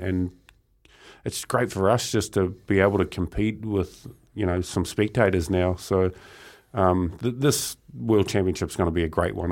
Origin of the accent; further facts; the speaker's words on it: Murupara, Bay of Plenty, New Zealand; growing up in Murupara. It was quite a small town, um, strong logging community